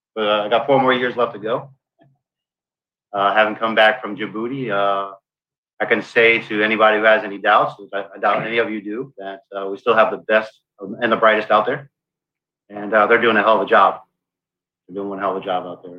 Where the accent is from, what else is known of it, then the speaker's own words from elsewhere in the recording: South Florida, United States; also born or lived in Brooklyn, New York; when I was 10 years old, my family and I moved here to South Florida